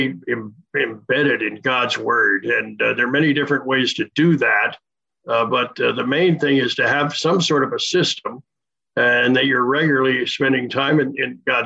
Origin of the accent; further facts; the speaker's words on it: Wilmington, Delaware, United States; moved away as an adult; also born or lived in Winston-Salem, North Carolina / Spartanburg, South Carolina; now in Orlando, United States; I grew up in Wilmington, Delaware, and was a church-going kid